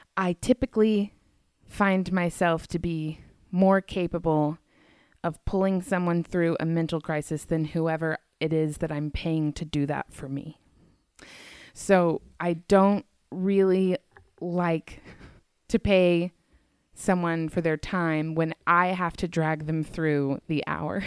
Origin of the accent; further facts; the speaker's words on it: the South, United States; moved away as an adult; also born or lived in Colorado; I grew up in the South.